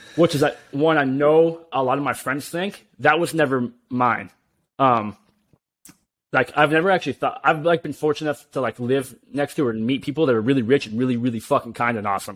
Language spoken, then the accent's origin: English; United States; us being being American here